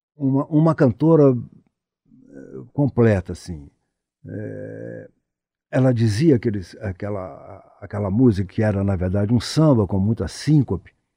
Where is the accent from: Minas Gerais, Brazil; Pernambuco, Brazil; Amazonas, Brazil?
Minas Gerais, Brazil; Ponte Nova; moved away; also born or lived in Ouro Preto; tive a oportunidade de, de vê-la na minha cidade natal. Ela fez um show lá em Ponte Nova